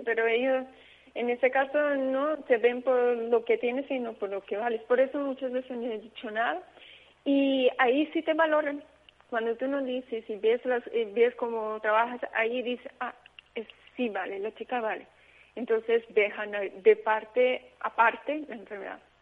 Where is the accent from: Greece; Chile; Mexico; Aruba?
Aruba; moved away; yo soy de Caribe, yo soy de Aruba, pero mi papá es portugués